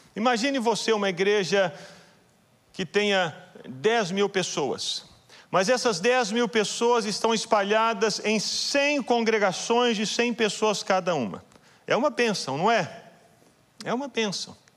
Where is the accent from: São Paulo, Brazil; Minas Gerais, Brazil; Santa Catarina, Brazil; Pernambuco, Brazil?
Minas Gerais, Brazil; Belo Horizonte; Eu sou de Belo Horizonte